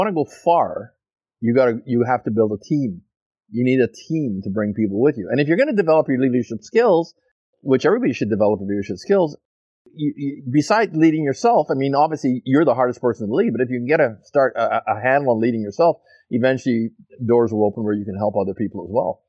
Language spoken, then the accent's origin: English; Montreal, Quebec, Canada; also born or lived in Fort St. John; now in Abbotsford, Canada; no, I'm not from Fort St. John. I'm from Montreal.